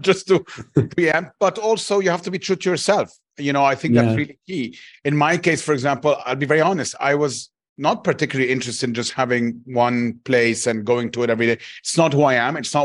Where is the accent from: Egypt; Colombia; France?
Egypt; Cairo, Cairo Governorate; now in Dubai, United Arab Emirates; I grew up in Cairo in a large city